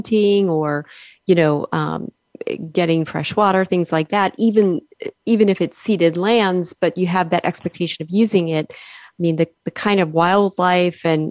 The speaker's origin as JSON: {"language": "English", "region": "Illinois", "country": "United States", "said": "I'm originally from Illinois"}